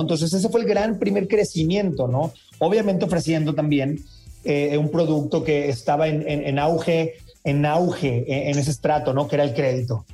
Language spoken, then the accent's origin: Spanish; Sinaloa, Mexico; yo soy de Sinaloa